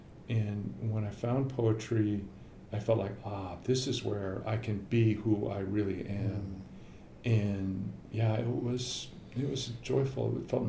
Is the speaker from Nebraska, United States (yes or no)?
yes; Lincoln, Nebraska, United States; Lincoln, Nebraska.